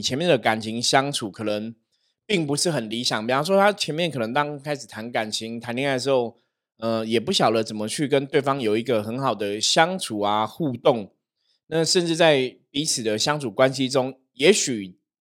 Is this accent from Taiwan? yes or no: yes; Taiwan; 我们台湾人